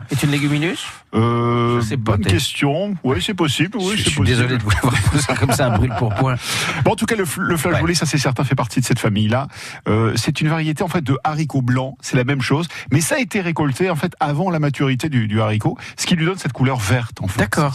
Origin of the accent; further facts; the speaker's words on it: France; Je suis français, très français.